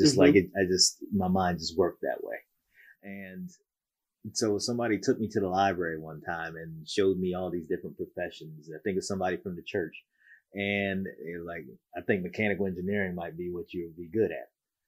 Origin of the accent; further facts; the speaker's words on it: Columbus, Ohio, United States; moved away as an adult; now in Pittsburgh, United States; I'm actually from Columbus. You know, awesome. So I lived in Columbus